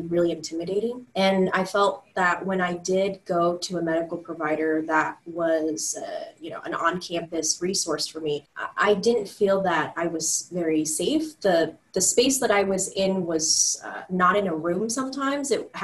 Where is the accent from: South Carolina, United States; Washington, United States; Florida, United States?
Washington, United States; Seattle; I'm born and raised in Seattle.